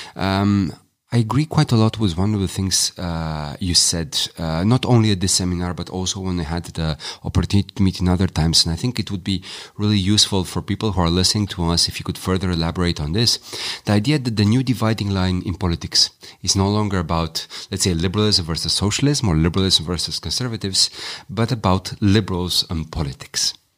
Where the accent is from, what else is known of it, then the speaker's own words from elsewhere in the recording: Romania; I'm Romanian